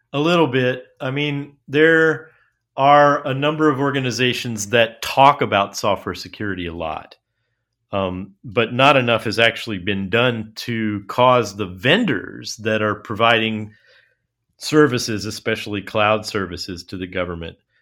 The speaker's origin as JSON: {"language": "English", "country": "United States", "said": "as an American, um, and not just as a liberal American, but just as a plain old American."}